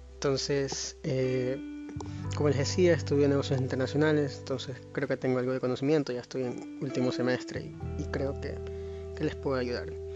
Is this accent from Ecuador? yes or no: yes; Ecuador; soy de Ecuador